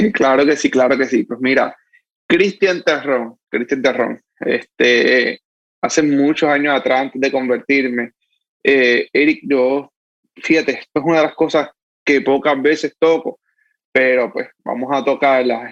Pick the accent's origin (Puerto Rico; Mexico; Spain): Puerto Rico; Manatí; now in Dorado, Puerto Rico; Sí, soy de Manatí, nacido y criado en Manatí. Actualmente vivo en Dorado, pero me nací y, me crié en Manatí.